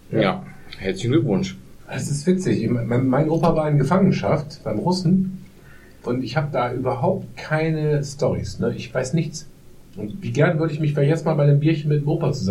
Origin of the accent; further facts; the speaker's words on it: Poland; German is a second language; now in Germany; Ich dachte, ja, ist wie in meiner Heimat in Polen.